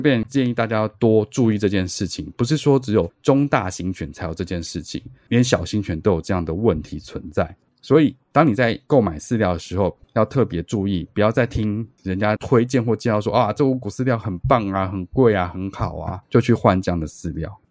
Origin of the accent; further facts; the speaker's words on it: Taiwan; 我回答我是台湾人